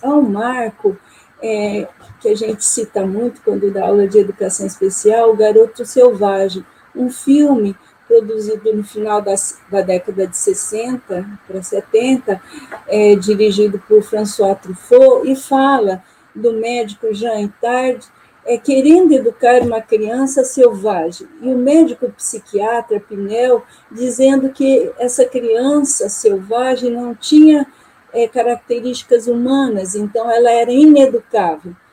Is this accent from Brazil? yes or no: yes; Maringá, Paraná, Brazil; also born or lived in Porto Velho, Rondônia; sou de Maringá, Paraná e também tenho atuado em Porto Velho, Rondônia, como professora é, visitante